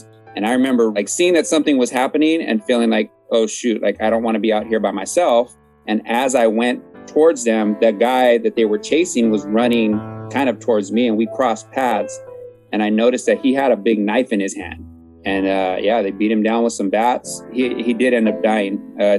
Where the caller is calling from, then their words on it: San Diego, California, United States; I'm calling from San Diego, California.